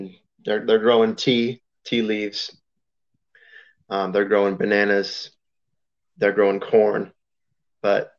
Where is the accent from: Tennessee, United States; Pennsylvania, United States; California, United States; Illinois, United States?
California, United States; Roseville; I'm from Sacramento area, like Roseville